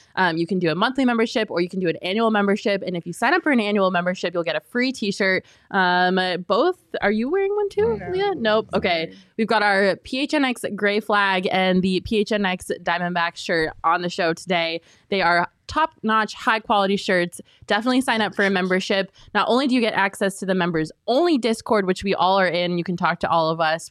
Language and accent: English; Colorado, United States; now in Arizona, United States; I grew up in Colorado